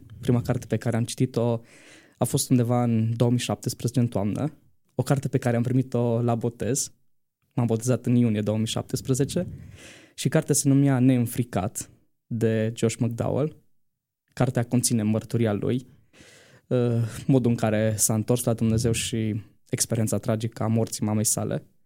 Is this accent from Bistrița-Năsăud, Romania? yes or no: yes; Bistrița, Bistrița-Năsăud, Romania; moved away as an adult; now in Bucharest, Romania; sunt din Bistrița, dar uh, mai exact de pe Valea Burgăului, în apropiere de Colibița